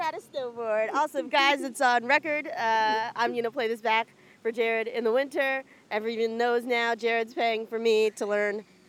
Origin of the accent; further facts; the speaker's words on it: North Carolina, United States; moved away; I'm from North Carolina.